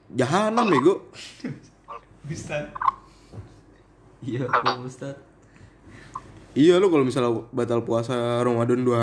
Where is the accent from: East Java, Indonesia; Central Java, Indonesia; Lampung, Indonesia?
Central Java, Indonesia; Sragen; di kampung gue tuh di Seragen